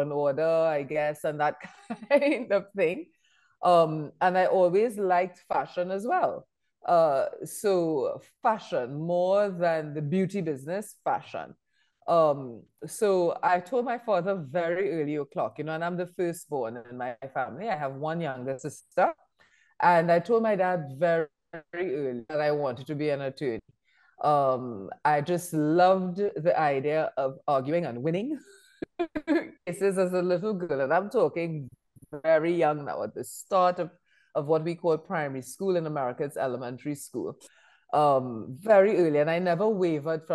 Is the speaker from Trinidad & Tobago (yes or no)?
yes; Trinidad & Tobago; I had a very typical Trinidadian upbringing